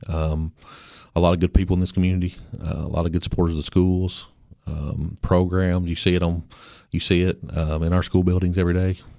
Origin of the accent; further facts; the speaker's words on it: Baxter, Tennessee, United States; I grew up in Baxter. I lived there all my life.